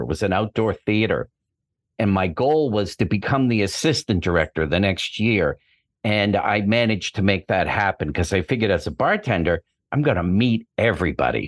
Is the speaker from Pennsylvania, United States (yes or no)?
no; Boston, Massachusetts, United States; moved away as an adult; now in Los Angeles, United States; I'm from Boston originally, but I've been out here, uh, over twenty years